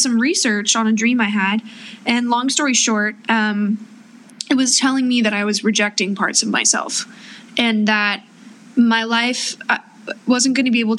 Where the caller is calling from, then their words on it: Los Angeles, California, United States; Yes, LA specifically.